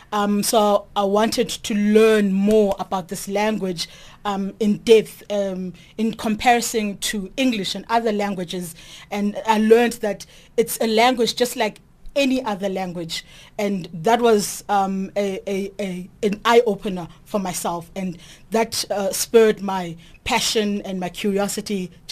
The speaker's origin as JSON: {"language": "English", "town": "Naledi", "country": "South Africa", "tie": "born or raised there", "said": "I'm from Naledi."}